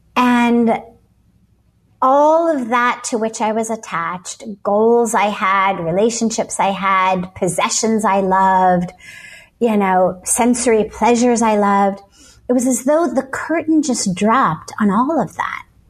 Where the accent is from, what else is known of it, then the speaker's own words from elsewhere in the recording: Los Angeles, California, United States; I grew up in Los Angeles